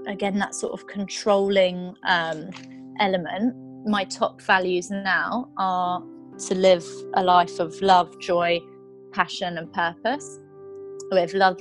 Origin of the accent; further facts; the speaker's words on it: United Kingdom; moved away; I'm originally from the UK